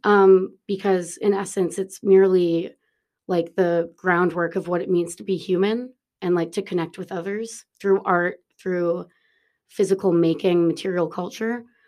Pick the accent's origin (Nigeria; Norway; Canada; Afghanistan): Canada; Toronto, Ontario; moved away as an adult; also born or lived in New York City, United States; now in Dublin, Ireland; I'm from Toronto, uh, and I left Toronto when I was eighteen and moved to New York City